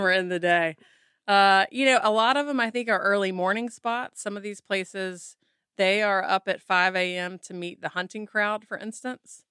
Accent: Mississippi, United States; moved away; I grew up in Mississippi

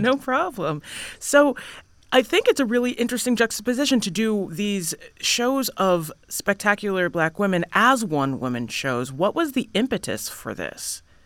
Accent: Boston, Massachusetts, United States; I grew up in Boston and was in Metco

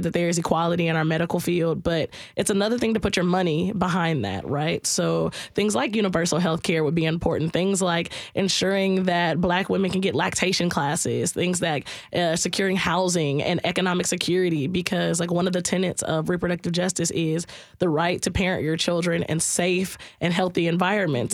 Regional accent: South Carolina, United States; moved away; I'm originally from South Carolina

